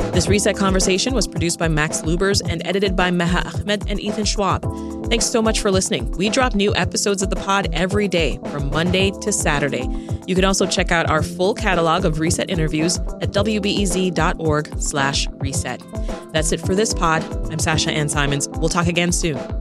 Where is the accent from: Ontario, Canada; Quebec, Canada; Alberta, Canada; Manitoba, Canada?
Ontario, Canada; Toronto; also born or lived in Jamaica; I spent the, the next part of my life growing up in Toronto, Canada. When we left Jamaica, that's where we went to.